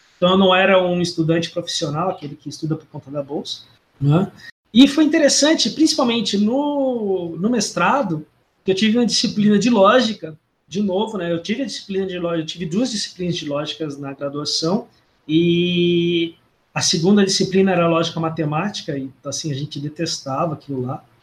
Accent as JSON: {"language": "Portuguese", "town": "Londrina", "region": "Paraná", "country": "Brazil", "tie": "born or raised there", "said": "eu sou natural do sul, sou de Londrina, eu sou natural de Londrina, no Paraná"}